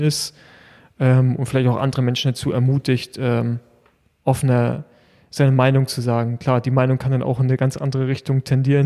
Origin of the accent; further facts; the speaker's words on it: Germany; bei uns in Deutschland